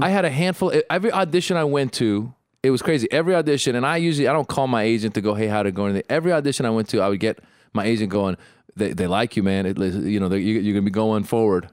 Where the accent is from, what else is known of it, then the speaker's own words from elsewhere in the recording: Bay Area, California, United States; I'm from the Bay Area